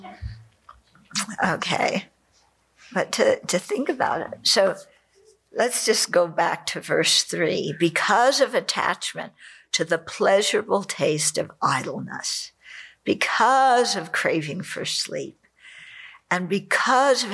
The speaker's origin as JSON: {"language": "English", "region": "California", "country": "United States", "tie": "born or raised there", "said": "I grew up in California"}